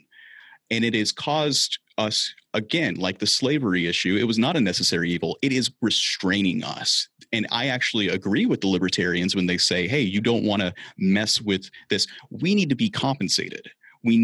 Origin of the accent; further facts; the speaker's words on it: the South, United States; I grew up in the South